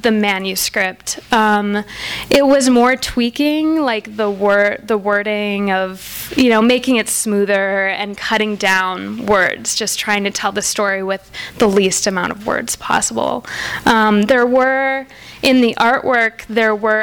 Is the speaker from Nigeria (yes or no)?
no; Wisconsin, United States; moved away; that's Wisconsin. That's what I grew up with.